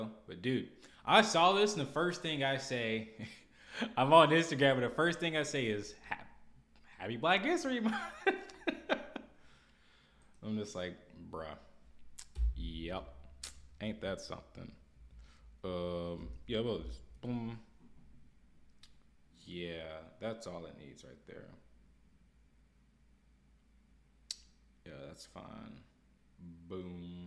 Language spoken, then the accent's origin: English; Arkansas, United States; also born or lived in Minnesota; Where I grew up, I mean, the United States, but mainly Arkansas